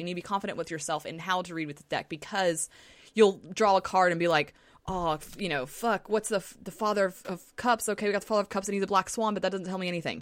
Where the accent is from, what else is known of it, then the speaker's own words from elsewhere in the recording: Southern, United States; accent: Southern; my Southern accent just came out